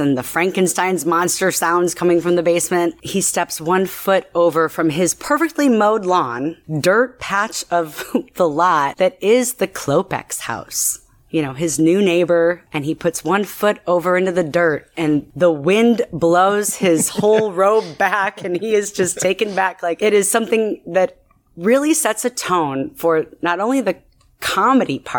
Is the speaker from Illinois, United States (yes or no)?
yes; La Grange Park, Illinois, United States; moved away as an adult; now in Florida, United States; I grew up just outside of Chicago in a suburb called LaGrange Park, and moved here to Florida not that long ago